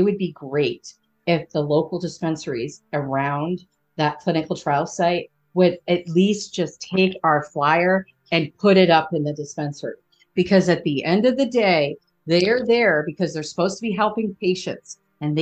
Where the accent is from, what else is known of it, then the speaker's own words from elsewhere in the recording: Philadelphia, Pennsylvania, United States; I'm from Philly. We say guys.